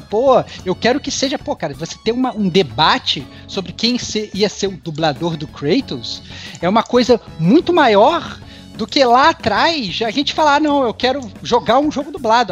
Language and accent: Portuguese; Rio de Janeiro, Brazil; accent: carioca; now in São Paulo, Brazil; Eu tô aqui em São Paulo e fica zoando meu sotaque carioca